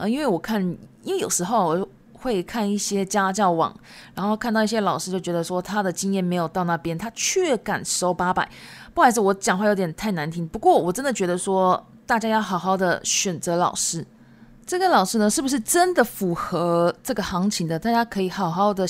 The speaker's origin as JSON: {"language": "Chinese", "country": "Japan", "first_language": "Japanese and Chinese", "said": "因为我自己本身是日籍，但是我中文讲的很好，因为中日文都是我的母语。"}